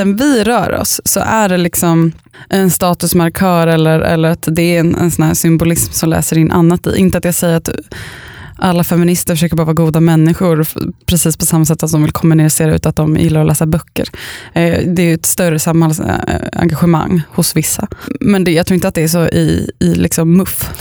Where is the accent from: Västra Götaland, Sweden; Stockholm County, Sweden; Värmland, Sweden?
Stockholm County, Sweden; Upplands Väsby; also born or lived in a village (unnamed); Jag kommer från Upplands, eller först och främst kommer jag från liksom en by. Eh, och sen så flyttade vi till Upplands Väsby